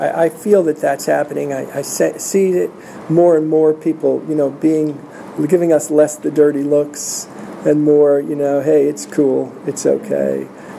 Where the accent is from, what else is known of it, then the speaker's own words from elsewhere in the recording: New York, United States; I'm from New York. I'm loving this.